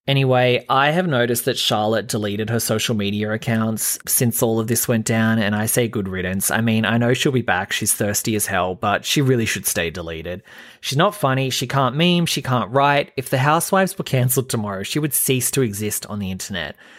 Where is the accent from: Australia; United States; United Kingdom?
Australia; I'm an Aussie